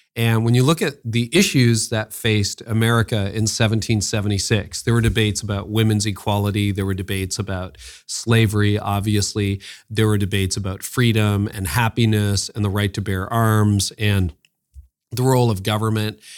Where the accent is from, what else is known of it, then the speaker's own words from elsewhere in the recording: Canada; I'm a Canadian